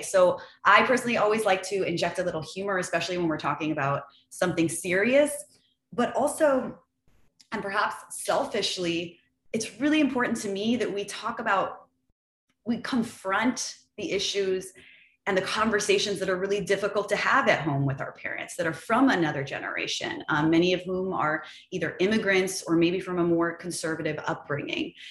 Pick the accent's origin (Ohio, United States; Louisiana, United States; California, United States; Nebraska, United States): California, United States; Los Angeles; I grew up in the San Fernando Valley in California. So I was born and raised in a really small, very boring suburb uh, called Lakeview Terrace.